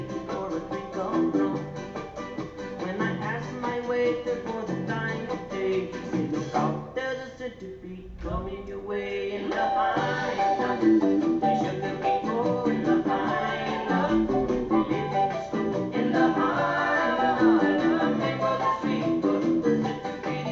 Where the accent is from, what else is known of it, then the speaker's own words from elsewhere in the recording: Boulder, Colorado, United States; now in Orlando, United States; Boulder, the town I was born in Colorado